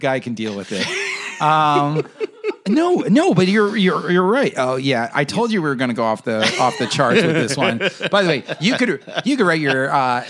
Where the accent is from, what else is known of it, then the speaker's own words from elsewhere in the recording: New York, United States; I guess being a New Yorker